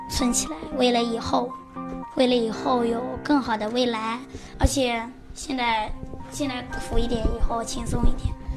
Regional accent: Serbia; moved away; 今年十一岁了，我来自塞尔维亚

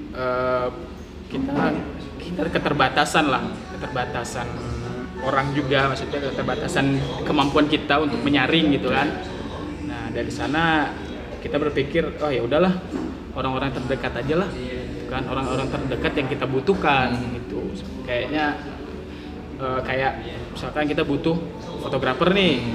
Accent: Jambi, Indonesia; moved away; asal gue dari Jambi

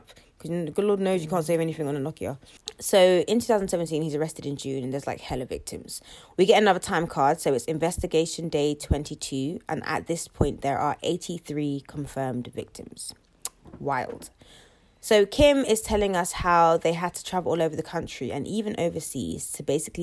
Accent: United Kingdom; We're British

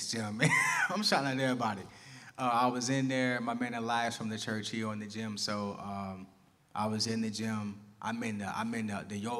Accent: Tampa, Florida, United States; I'm from Tampa

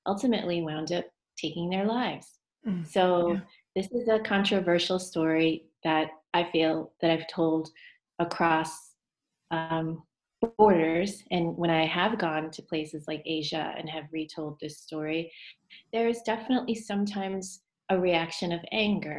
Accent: United States; I am Chinese American

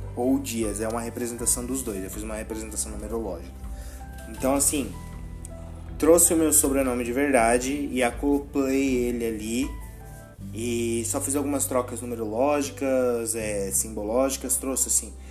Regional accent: Brazil; eu sou brasileiro

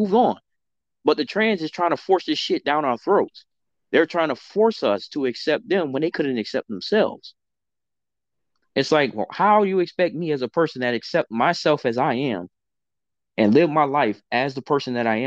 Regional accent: Miami, Florida, United States; growing up in Miami

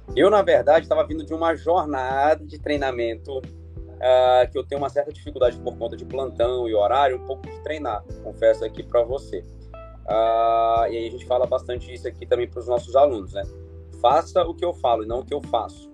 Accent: Porto Velho, Rondônia, Brazil; also born or lived in Rio Branco, Acre; nasci em Rio Branco, mas fui criado aqui em Porto Velho.

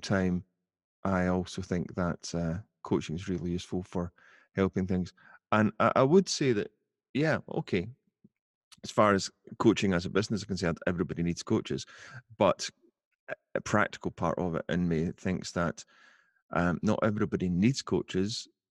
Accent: Glasgow, Scotland, United Kingdom; I'm from Glasgow um, not living in Glasgow now, but still living in Scotland.

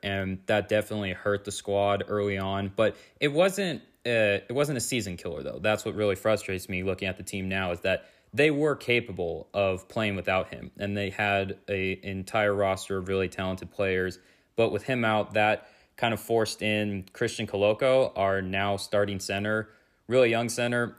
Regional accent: California, United States; I'm actually from California

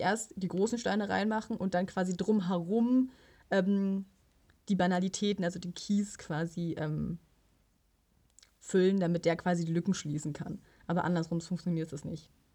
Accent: Potsdam, Brandenburg, Germany; als äh, Potsdamer

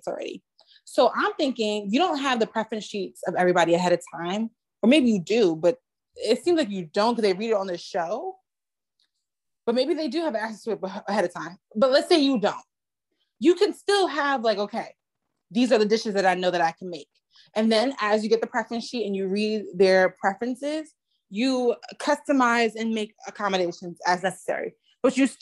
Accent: United States; I'm from America

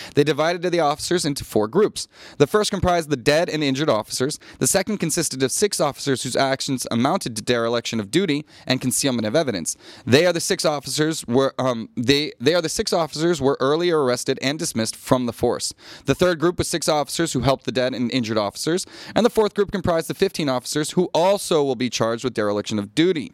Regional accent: United States; now in Thailand; as an American

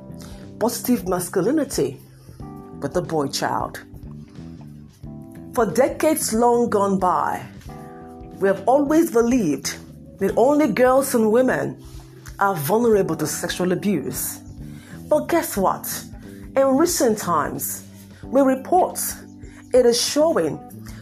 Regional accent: Nigeria; I'm from Nigeria.

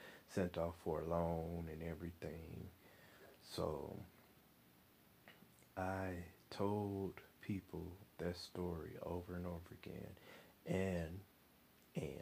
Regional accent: Flint, Michigan, United States; moved away as an adult; also born or lived in Mississippi; I'm from Michigan

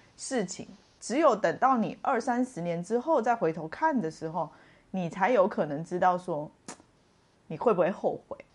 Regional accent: Sichuan, China; now in Tainan, Taiwan; 我得回四川去

